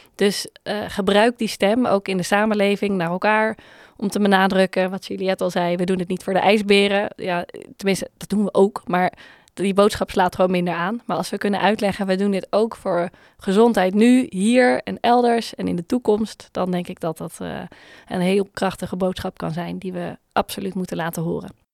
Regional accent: Netherlands; als Nederlanders

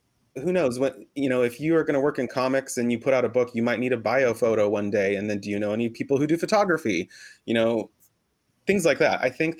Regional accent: Boise, Idaho, United States; also born or lived in Mexico / New York / Los Angeles; now in Portland, United States; I was raised in Boise, Idaho, and then moved to several different places in Mexico where my mom is from. But I've lived in New York, and I've lived in Los Angeles.

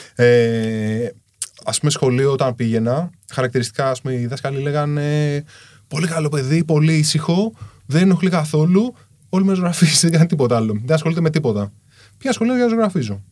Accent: Kallithea, Attica, Greece; μεγάλωσα στην Καλυθέα. Καλυθέα είναι σκληρή περιοχή

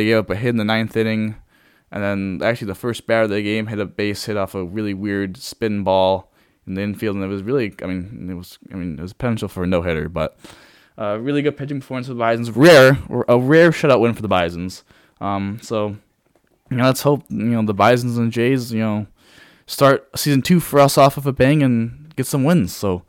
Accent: New York, United States; I feel like growing up in Western New York, dealing with all the cold

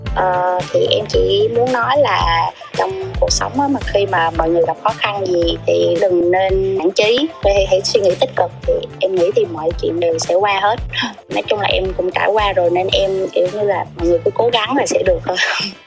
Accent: Binh Dinh, Vietnam; quê của em là ở bình định

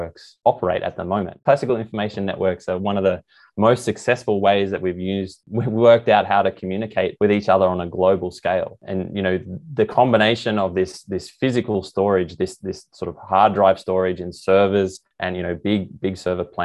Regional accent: Australia; moved away as an adult; also born or lived in Canberra, Australia / Paris, France / California, United States; now in Sydney, Australia; growing up in Coral

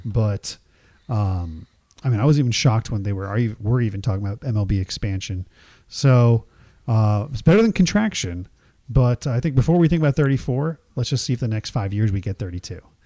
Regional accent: Jersey Shore, New Jersey, United States; growing up in the Jersey Shore

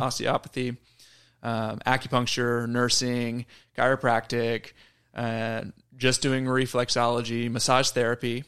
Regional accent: Wimberley, Texas, United States; my hometown of Wimberley, Texas

